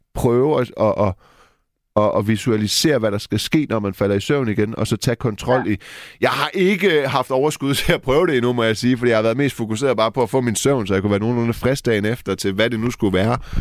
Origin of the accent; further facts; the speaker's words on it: Silkeborg, Central Denmark Region, Denmark; jeg er fra Silkeborg